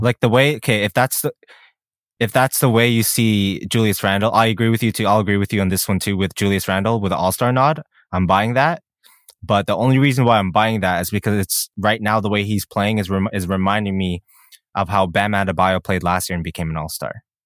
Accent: Canada; we're Canadian

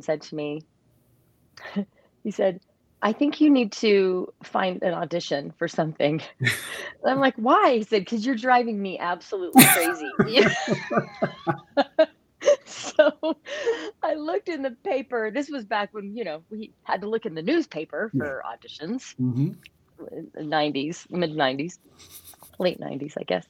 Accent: Northern Utah, Southern Idaho, United States; as a kid growing up in Southern Idaho, Northern Utah

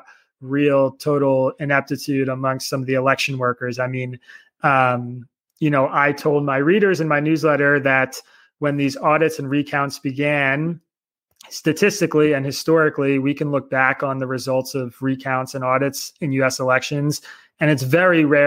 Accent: Bucks County, Pennsylvania, United States; moved away as an adult; now in New York City, United States; I grew up in Bucks County, Pennsylvania, which is a suburb of Philadelphia

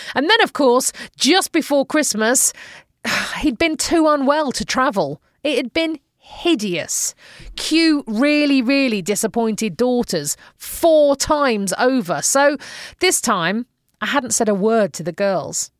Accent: Manchester, North West England, United Kingdom; moved away as an adult; now in Phoenix, United States

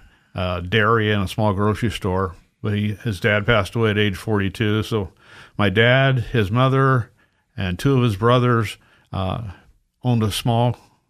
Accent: Lawrence, Kansas, United States; born there; also born or lived in California; Well, I grew up several different places. I was born in Lawrence, Kansas. And my father had served in World War II in the Navy, and he got activated for the Korean War.

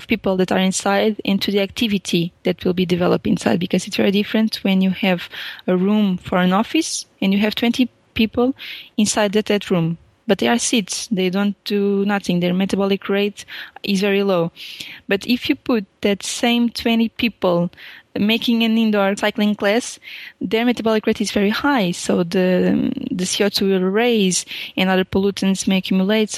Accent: Portugal; English is a second language; I'm a Portuguese PhD student

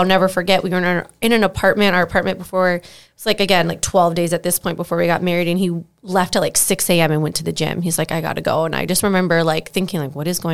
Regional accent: South Florida, United States; I'm from South Florida

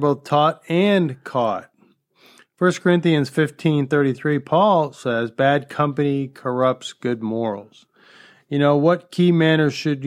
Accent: Northeast, United States; now in Florida, United States; Growing up in the Northeast

